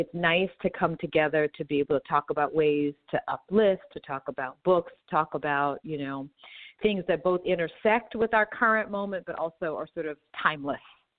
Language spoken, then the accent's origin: English; Texas, United States; me being Black American from Texas with these sort of civil rights activist parents